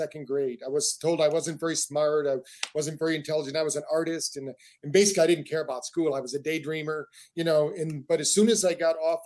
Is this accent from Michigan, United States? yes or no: yes; Battle Creek, Michigan, United States; We grew up in Battle Creek, Michigan, where the first health food store in the world was